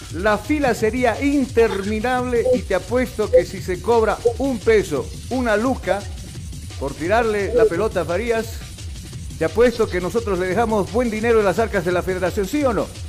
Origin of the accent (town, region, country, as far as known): Bolivia